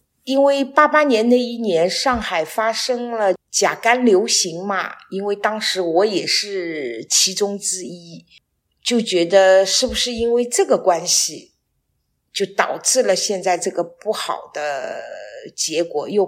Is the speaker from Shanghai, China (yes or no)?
yes; Shanghai, China; moved away as an adult; now in Wuyishan, China; 目前我跟我先生是。在武夷山生活，但是我是上海人，因为我退休之后就来到了武夷山